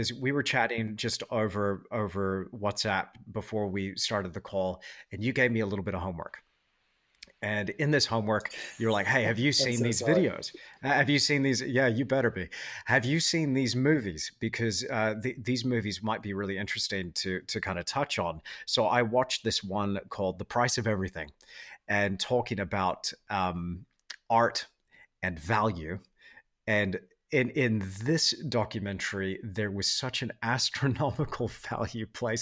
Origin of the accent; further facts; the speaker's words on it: Perth, Western Australia, Australia; I grew up in Perth in Western Australia